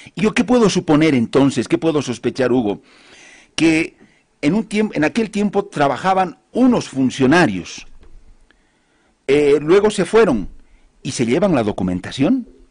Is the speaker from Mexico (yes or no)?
no; Bolivia; a mí como boliviano